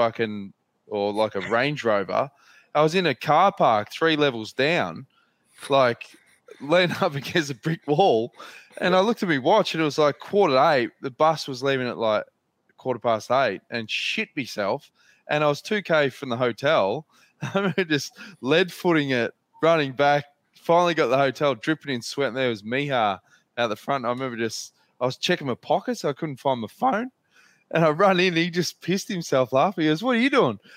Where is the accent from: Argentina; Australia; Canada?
Australia; we're Australian.